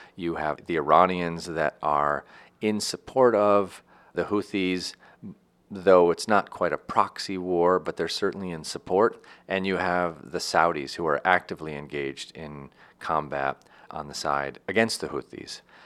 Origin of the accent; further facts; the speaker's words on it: United States; also born or lived in Tunisia / Morocco / Egypt; me as an American